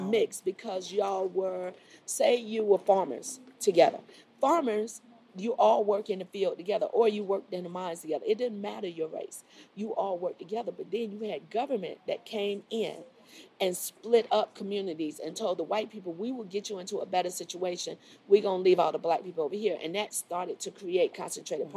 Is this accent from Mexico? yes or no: no; Miami, Florida, United States; moved away as an adult; now in Charlotte, United States; I grew up in Miami.